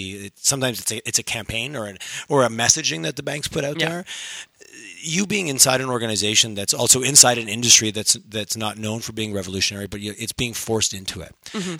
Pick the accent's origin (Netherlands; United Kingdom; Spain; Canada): Canada; Montreal, Quebec; I grew up in Montreal